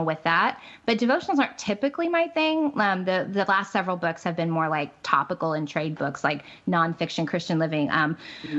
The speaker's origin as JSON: {"language": "English", "region": "Midwest", "country": "United States", "tie": "born or raised there", "moved": "yes", "lives_now": "Central Florida, United States", "said": "I grew up in the Midwest, which, you know, I love my Midwestern roots"}